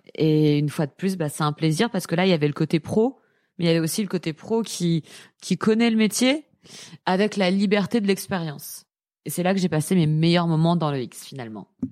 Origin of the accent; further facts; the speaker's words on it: Paris, Île-de-France, France; je suis parisienne